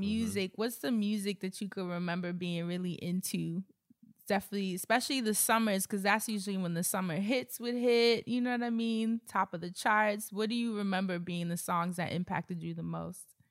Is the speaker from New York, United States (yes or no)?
yes; New York, United States; growing up in New York